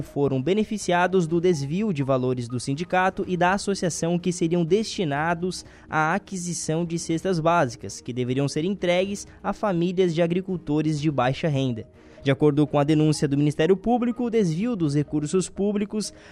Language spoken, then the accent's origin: Portuguese; Meleiro, Santa Catarina, Brazil; Na minha terra?